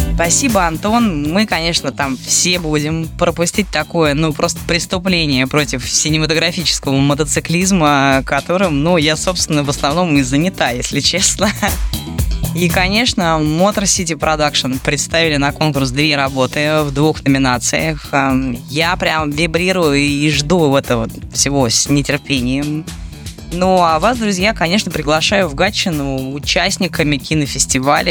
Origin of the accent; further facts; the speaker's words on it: Moscow, Russia; мы, москвичи